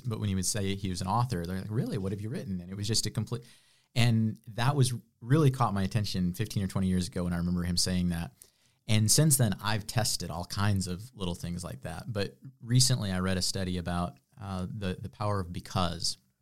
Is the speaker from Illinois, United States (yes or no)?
yes; west of Chicago, Illinois, United States; moved away as an adult; now in Greenville, United States; I'm from the Midwest. I was, uh, kind of the cornfields of Illinois, west of Chicago, a hundred miles